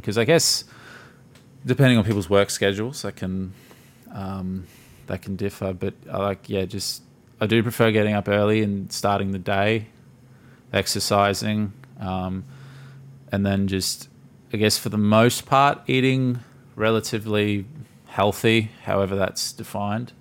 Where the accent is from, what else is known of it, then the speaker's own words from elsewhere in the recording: Gold Coast, Queensland, Australia; I'm born and raised on the Gold Coast